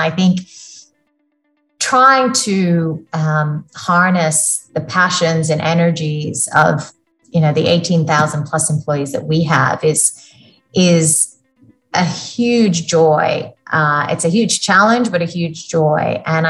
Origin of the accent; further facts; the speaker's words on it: Florida, United States; also born or lived in India; now in Australia; In a small town south of Tampa, and nothing, like, you would not have heard of it.